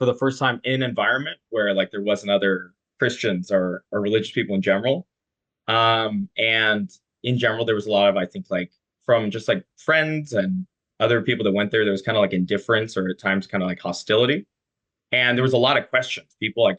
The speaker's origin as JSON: {"language": "English", "town": "Carlsbad", "region": "California", "country": "United States", "said": "I'm from Carlsbad. Grew up cradle Catholic. Southern California, beautiful sunshine"}